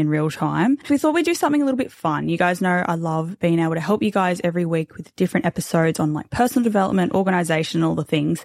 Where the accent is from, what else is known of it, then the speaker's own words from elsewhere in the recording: Australia; We're like Aussie, typical Aussie Bogan family